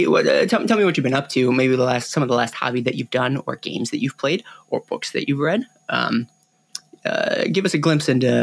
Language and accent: English; Chicago, Illinois, United States; I grew up in Chicago